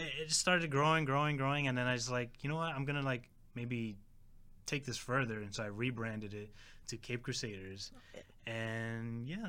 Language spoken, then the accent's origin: English; New York City, New York, United States; also born or lived in Queens, New York / Brooklyn, New York; So I was born and raised in New York. I was born in Queens. Then I grew up in the Bronx. After that, I kind of moved to Brooklyn. And then now I'm living in Manhattan with my wife.